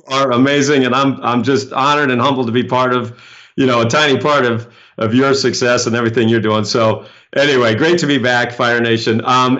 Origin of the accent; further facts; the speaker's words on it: Maine, United States; But see, I grew up in Maine, so I've driven in snow, you know, a million times.